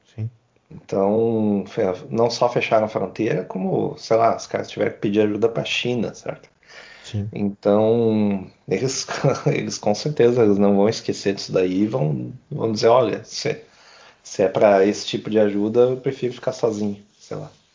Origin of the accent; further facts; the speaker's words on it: Brazil; como brasileiro